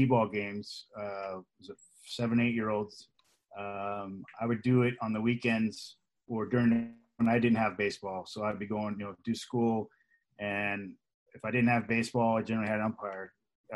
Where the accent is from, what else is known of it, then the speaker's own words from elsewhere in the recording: Los Angeles, California, United States; also born or lived in Van Nuys, California / Woodland Hills, California; now in Thousand Oaks, United States; we were born in Van Nuys, and then we moved out to Canoga Park, West Hills. Lived out there my entire life